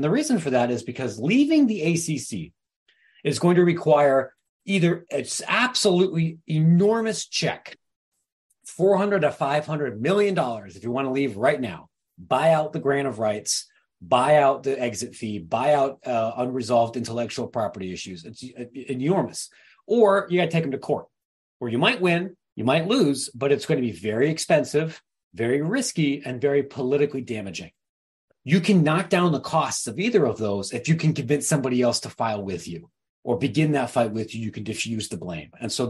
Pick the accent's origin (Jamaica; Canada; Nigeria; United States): United States; Midwest; And as a Midwesterner, what I can tell you here is that means you're relying on Chicago O'Hare